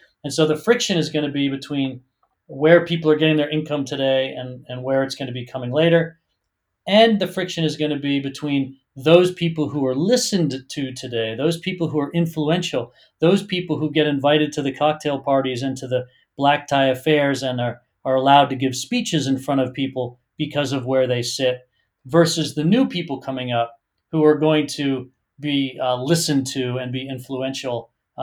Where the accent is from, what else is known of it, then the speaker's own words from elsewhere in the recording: Boston, Massachusetts, United States; moved away as an adult; now in San Francisco, United States; I grew up in Boston in the United States